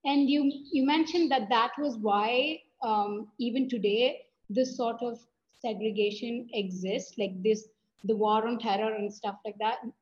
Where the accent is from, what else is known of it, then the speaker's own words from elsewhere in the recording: South India, India; I'm from India. … I'm a high school student uh, from the south of India.